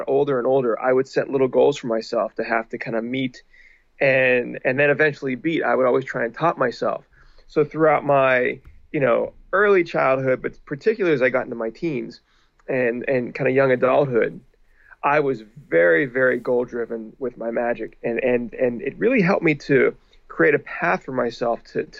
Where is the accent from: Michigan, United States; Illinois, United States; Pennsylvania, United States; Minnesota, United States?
Pennsylvania, United States; Pittsburgh; now in Los Angeles, United States; I grew up in Pittsburgh, and once I moved to Los Angeles